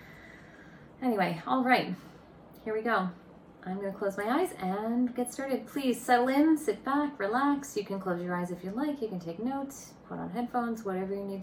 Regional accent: Boston, Massachusetts, United States; I'm from the Boston area, and my office is located in Cambridge, Massachusetts

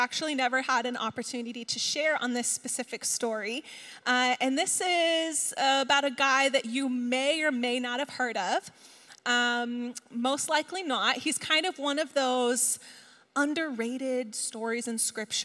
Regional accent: East Coast, United States; moved away as an adult; now in West Coast, United States; We're both from the East Coast

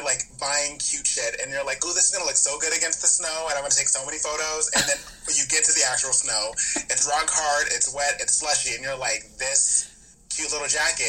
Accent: Los Angeles, California, United States; also born or lived in Riverside; I literally was born and raised in LA.

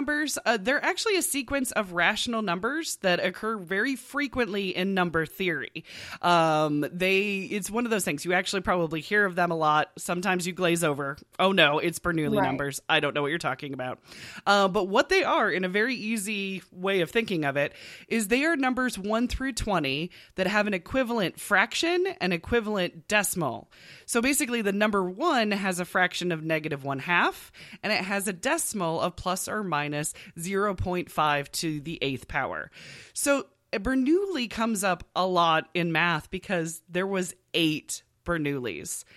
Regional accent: United States; we're American and not British

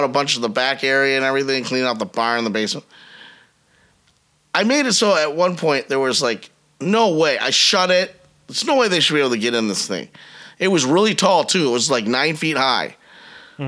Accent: Michigan, United States; also born or lived in Biloxi, Mississippi; as a Michigander, I just really never fit in as a Michigander. I grew up in Biloxi, Mississippi from age 4 to 10. Mm-hmm. And that probably had more impact on me than living in Michigan the rest of my life almost

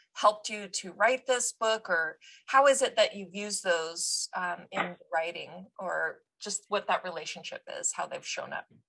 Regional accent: United States; us Americans

